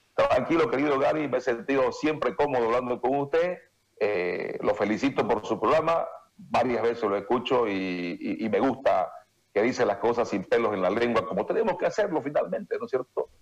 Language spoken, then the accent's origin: Spanish; Santa Cruz, Bolivia; yo soy profundamente querendón de Santa Cruz, aquí nací, aquí me voy a morir